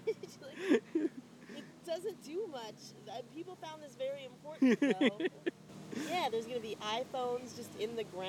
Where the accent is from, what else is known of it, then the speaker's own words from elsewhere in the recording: North Carolina, United States; moved away; I'm from North Carolina.